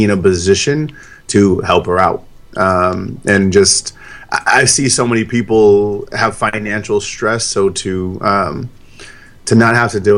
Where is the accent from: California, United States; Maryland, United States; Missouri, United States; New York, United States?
California, United States; San Diego; I was born and raised in San Diego, as were my parents